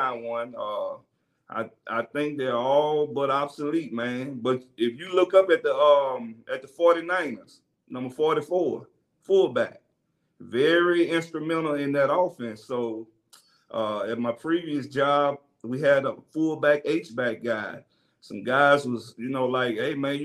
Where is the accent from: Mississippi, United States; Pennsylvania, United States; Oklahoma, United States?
Mississippi, United States; I'm from Mississippi